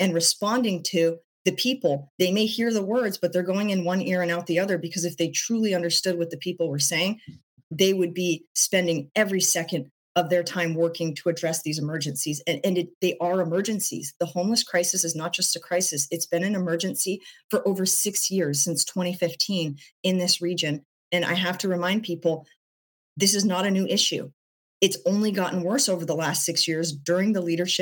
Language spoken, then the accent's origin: English; Portland, Oregon, United States; I was born in Portland, and I see the place that I've called home for most of my life